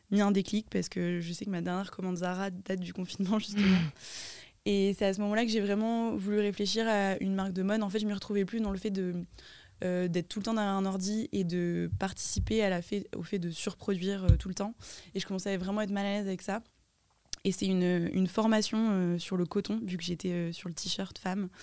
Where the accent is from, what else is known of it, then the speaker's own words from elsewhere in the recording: Lille, Hauts-de-France, France; also born or lived in Toulouse / Paris; j'ai 26 ans, lilloise aussi. Euh, je suis partie faire mes études euh, à Toulouse euh, et quelques stages à Paris et revenue à Lille